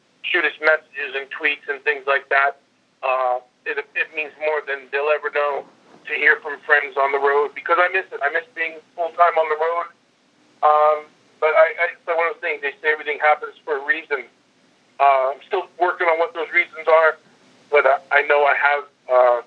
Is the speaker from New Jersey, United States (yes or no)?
yes; New Jersey, United States; moved away; that small town I grew up in New Jersey